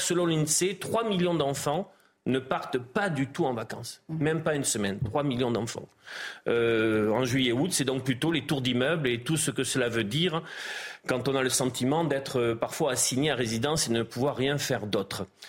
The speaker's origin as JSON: {"language": "French", "area": "Gironde", "region": "Nouvelle-Aquitaine", "country": "France", "said": "je suis originaire de la Gironde"}